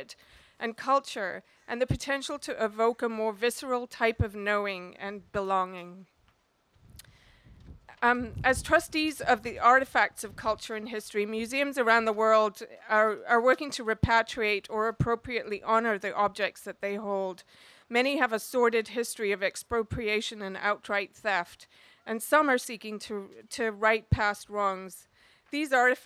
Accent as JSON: {"language": "English", "country": "India", "moved": "yes", "lives_now": "Canada", "said": "I'm Indian"}